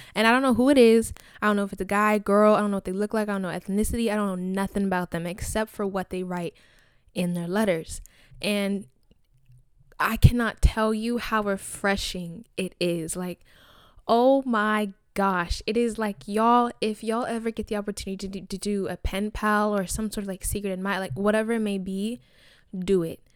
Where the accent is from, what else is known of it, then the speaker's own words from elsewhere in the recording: Nigeria; I'm Nigerian, I'm African